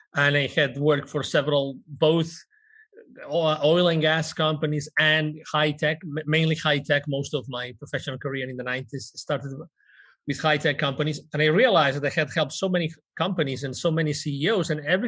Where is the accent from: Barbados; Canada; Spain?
Spain; My brand is the CEO Confident. And basically, I'm originally from Spain.